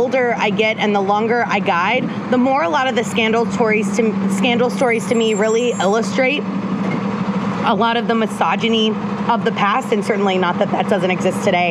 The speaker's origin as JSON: {"language": "English", "region": "Texas", "country": "United States", "tie": "born or raised there", "said": "We're going to go to my home state"}